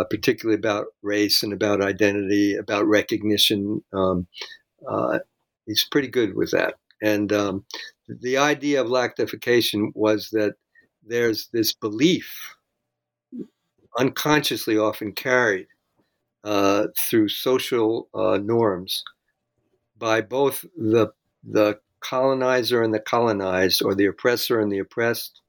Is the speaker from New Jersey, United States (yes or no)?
yes; Jersey City, New Jersey, United States; moved away; I came from Jersey City